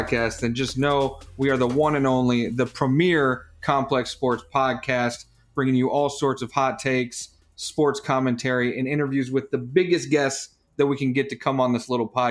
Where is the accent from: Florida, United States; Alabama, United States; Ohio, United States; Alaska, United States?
Ohio, United States; Cleveland; I am from Cleveland.